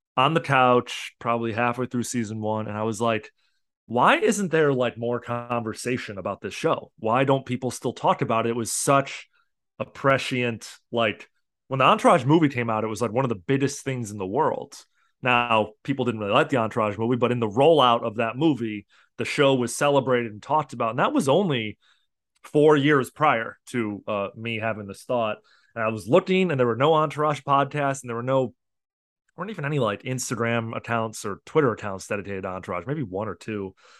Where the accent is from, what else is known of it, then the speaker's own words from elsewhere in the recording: Chicago, Illinois, United States; I'm from Chicago originally, and I went to school in Chicago